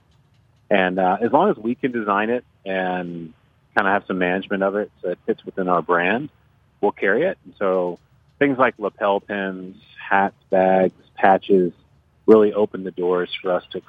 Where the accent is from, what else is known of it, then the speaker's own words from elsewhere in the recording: New Orleans, Louisiana, United States; I grew up here. I grew up in New Orleans